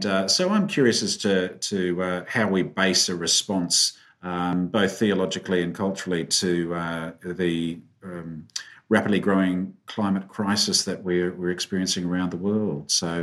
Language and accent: English; Tasmania, Australia; now in Melbourne, Australia; I grew up in Tasmania, actually on a farm, which is probably relevant to how we look at environment. And I now live here in Melbourne as well.